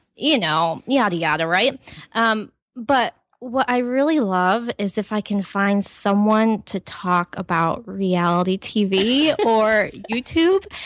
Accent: Ohio, United States; I grew up in Ohio in a Christian home on a farm

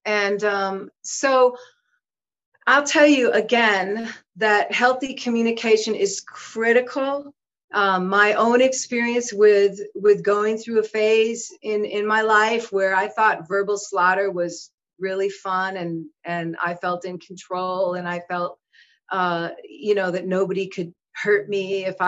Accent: Minneapolis, Minnesota, United States; I was born and raised in Minneapolis, but I also lived in the woods

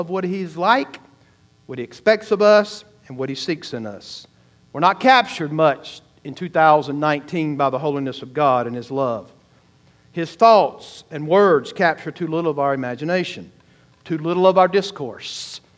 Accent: the South, United States; I grew up in the South

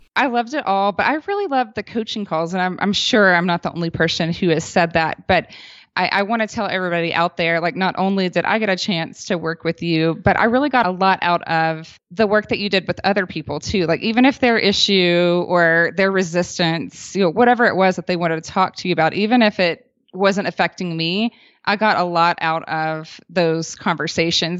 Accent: the South, United States; now in Boulder, Colorado, United States; We were both born and raised in the South

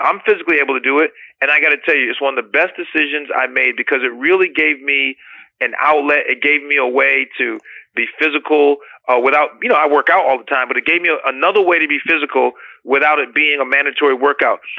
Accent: United States; as an American

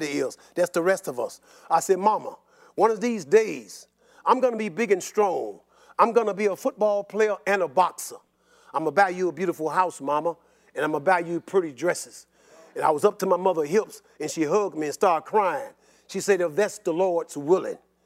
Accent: Chicago, Illinois, United States; when I was growing up in Southside Chicago

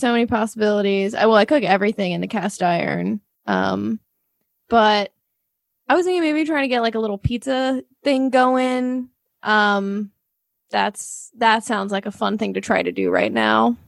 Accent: St. Louis, Missouri, United States; I'm from St. Louis

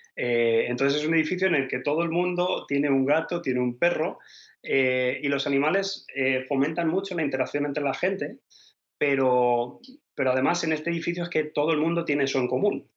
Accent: Spain; moved away as an adult; now in Denmark; Yo obviamente soy español

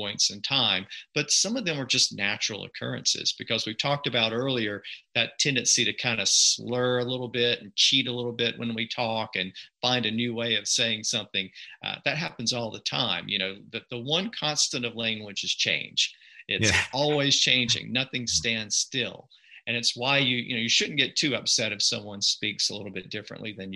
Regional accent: the U.S. South, United States; accent: Southern; where I'm from in the U.S. South

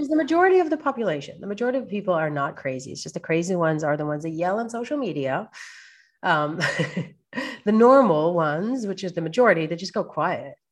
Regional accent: Israel; moved away; growing up in Israel

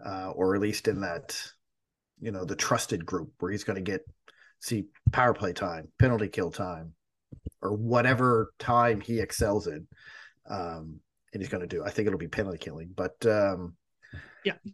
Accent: Canada; I'm Canadian

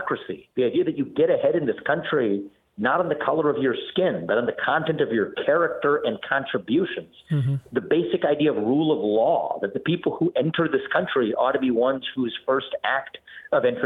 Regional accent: Cincinnati, Ohio, United States; I was born and raised in Cincinnati, Ohio, kid of immigrants.

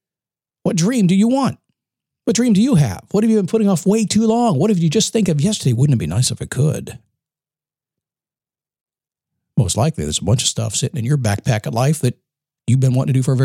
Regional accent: Manassas, Virginia, United States; I grew up in Manassas, Virginia, in the Washington, D.C. area.

